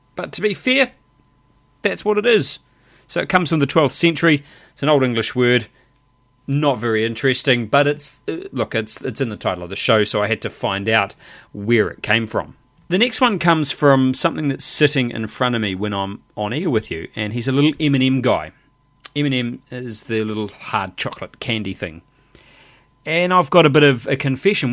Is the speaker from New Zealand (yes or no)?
yes; New Zealand; Me as a New Zealander